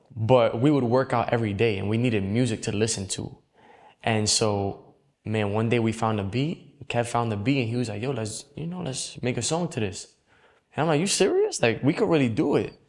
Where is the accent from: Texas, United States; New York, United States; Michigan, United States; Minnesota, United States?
New York, United States; New York City; I grew up in the Bronx, New York